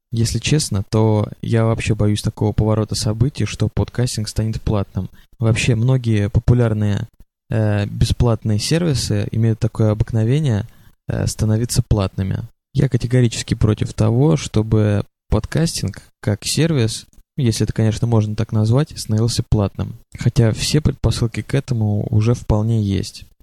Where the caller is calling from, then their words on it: Moscow, Russia; я из Москвы, в которой как раз сейчас идет дождь.